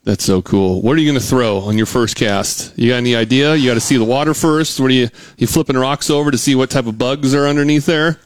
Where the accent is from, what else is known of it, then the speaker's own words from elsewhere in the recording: Pacific Northwest, United States; moved away as an adult; now in Missouri, United States; I grew up in the Pacific Northwest